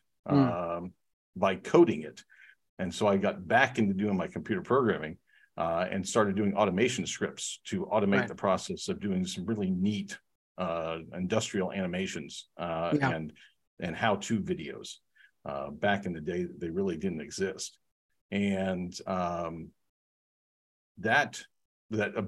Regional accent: Research Triangle Park, North Carolina, United States; I've been privileged to live here and grow up here

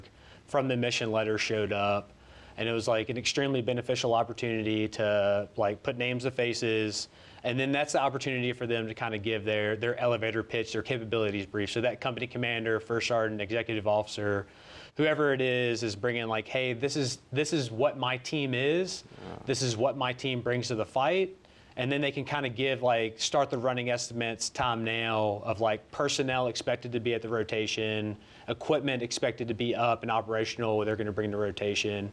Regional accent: Petersburg, Virginia, United States; from Petersburg, Virginia

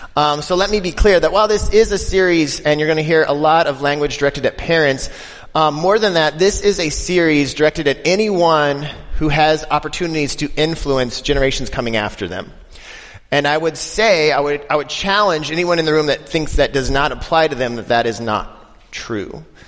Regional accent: Denver, Colorado, United States; I'm from Denver

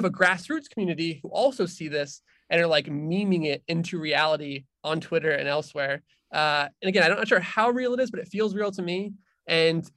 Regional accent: Arizona, United States; moved away as an adult; now in Washington, D.C., United States; I am from Arizona originally.

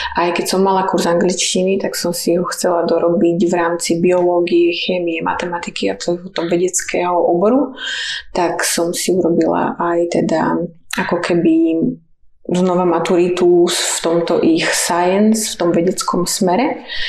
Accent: Púchov, Trenčín Region, Slovakia; also born or lived in Žilina; ja som odtiaľto, aký originál som od Žiliny, ale už potom, keď sme boli trochu väčšie, tak sme vyrastali pri dedine v Púchove

